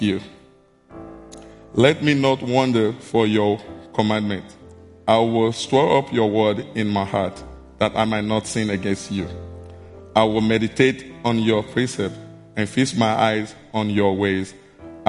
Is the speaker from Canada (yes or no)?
no; Edo, Nigeria; English is a second language; moved away; I'm from Edo State, Nigeria